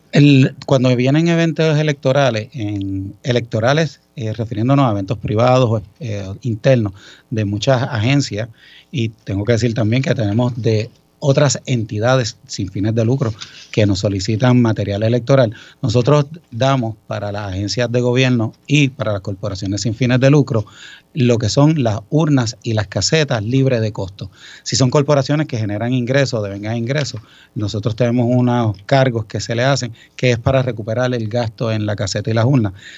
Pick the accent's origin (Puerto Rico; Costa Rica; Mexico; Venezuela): Puerto Rico; Ponce; Pues yo soy ponceño, orgulloso ponceño de corazón